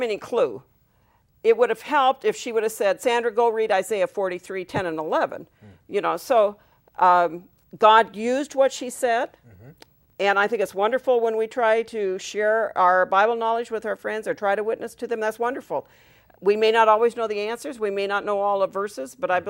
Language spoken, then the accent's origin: English; Southern California, United States; growing up in Southern California